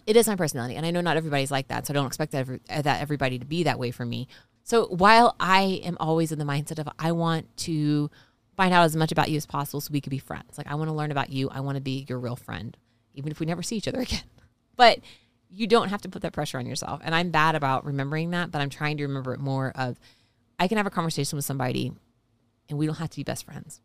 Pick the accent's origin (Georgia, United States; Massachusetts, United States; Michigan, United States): Georgia, United States; moved away; We're from Georgia